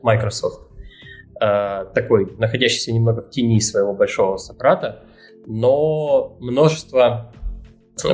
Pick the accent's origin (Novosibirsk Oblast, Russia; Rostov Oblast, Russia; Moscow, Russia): Rostov Oblast, Russia; Rostov-on-Don; я тут паренек из Ростова-на-Дону